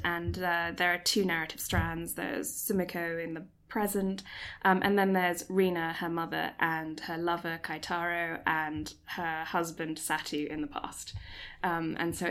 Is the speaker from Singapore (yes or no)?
yes; Singapore; moved away; I was born and raised in Singapore